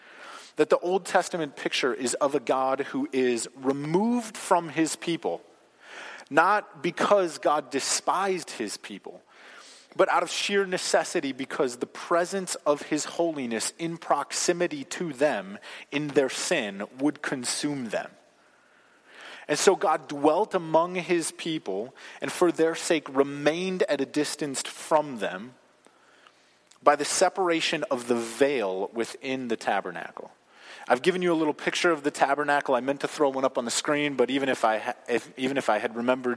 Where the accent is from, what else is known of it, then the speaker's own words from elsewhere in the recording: United States; as American Christians